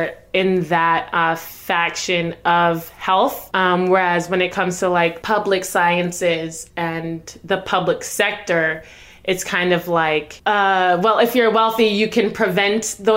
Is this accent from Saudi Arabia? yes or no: no; Jamaica; I was born in Jamaica myself.